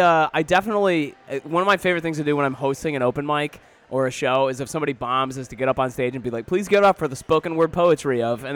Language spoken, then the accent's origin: English; Detroit, Michigan, United States; I grew up in Detroit, so no, I'm not a football fan at all.